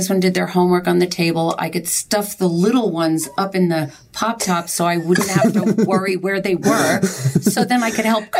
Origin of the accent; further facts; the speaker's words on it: New York, United States; moved away; I'm from New York.